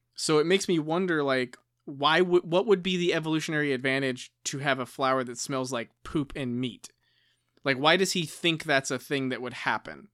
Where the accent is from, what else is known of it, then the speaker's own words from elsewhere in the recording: United States; I'm just an American.